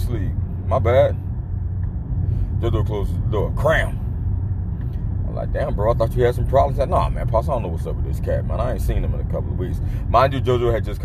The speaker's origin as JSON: {"language": "English", "town": "Miami", "region": "Florida", "country": "United States", "tie": "born or raised there", "moved": "yes", "lives_now": "Nashville, United States", "said": "my hometown of MIA"}